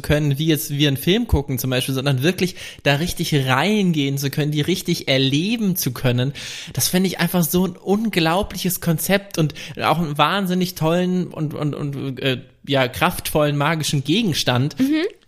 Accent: Franconia, Bavaria, Germany; moved away; ich komme ja vom Dorf, vom fränkischen Dorf

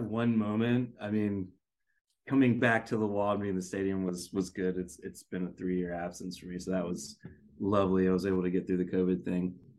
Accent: United States; also born or lived in Korea; I'm an American

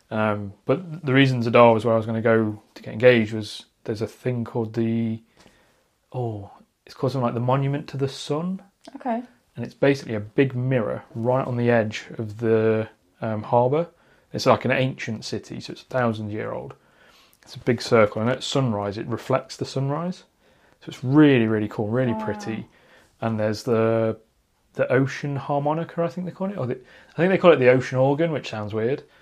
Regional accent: Derbyshire, East Midlands, United Kingdom; I grew up out in the Derbyshire countryside.

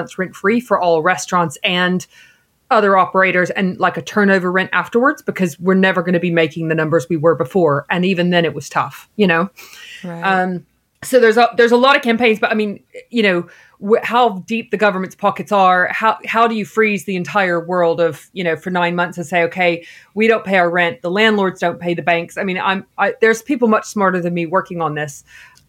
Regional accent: Texas, United States; moved away as an adult; also born or lived in New York / Cotswolds; now in London, United Kingdom; I'm from Texas and grew up eating Mexican food

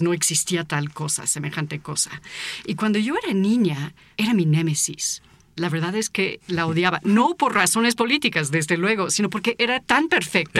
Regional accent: United States; now in Mexico; yo nací en Estados Unidos y fui niña en una parte del país donde justamente entrenan

